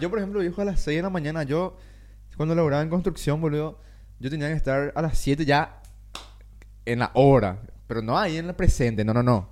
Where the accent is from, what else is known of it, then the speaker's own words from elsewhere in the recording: Paraguay; como todos paraguayos pelotudos que somos